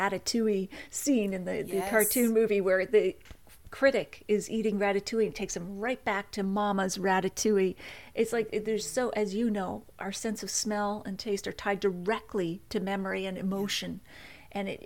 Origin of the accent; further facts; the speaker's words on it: Nova Scotia, Canada; I grew up in Nova Scotia